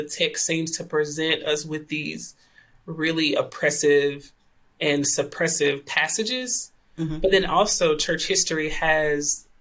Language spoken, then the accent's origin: English; Clarksdale, Mississippi, United States; moved away as an adult; also born or lived in Tennessee; now in Wake Forest, United States; I am originally from Clarksdale, Mississippi